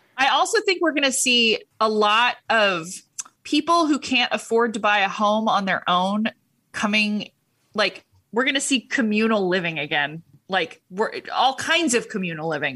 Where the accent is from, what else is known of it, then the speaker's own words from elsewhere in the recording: Huntington Beach, California, United States; I was raised in Huntington Beach.